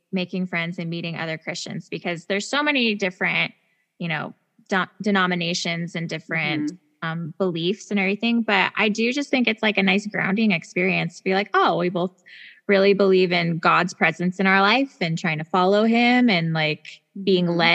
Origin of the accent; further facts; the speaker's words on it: Spokane, Washington, United States; also born or lived in Utah; lot of different places but spokane is my hometown